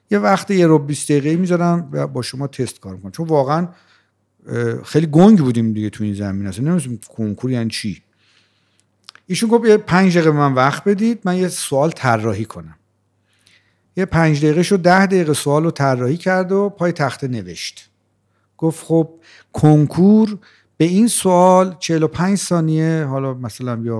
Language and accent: Persian; Rey, Tehran Province, Iran; born or raised there